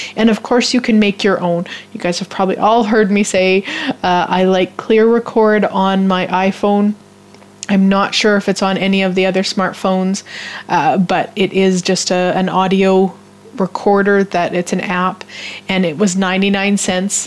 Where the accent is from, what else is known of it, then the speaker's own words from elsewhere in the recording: Canada; as a Canadian